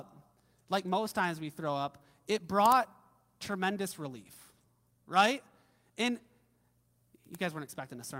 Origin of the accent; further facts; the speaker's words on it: Midwest, United States; growing up in the Midwest, I grew up on, I think our family had like a 100-acre farm